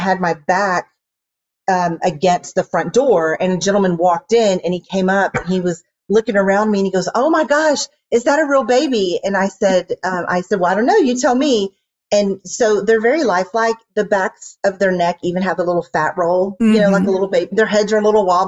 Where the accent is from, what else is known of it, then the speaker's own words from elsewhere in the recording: Houston, Texas, United States; moved away as an adult; now in Dallas, United States; I am from Houston originally